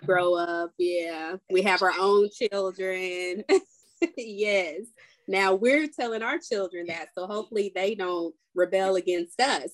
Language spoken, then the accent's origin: English; Nashville, Tennessee, United States; I'm from Nashville, Tennessee